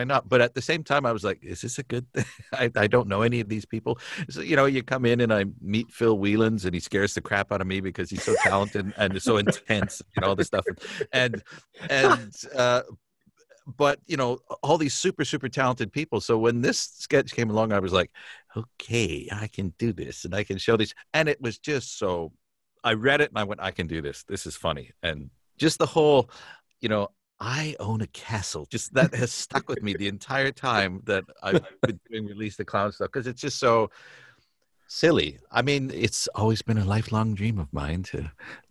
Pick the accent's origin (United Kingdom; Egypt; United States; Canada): Canada; being Canadian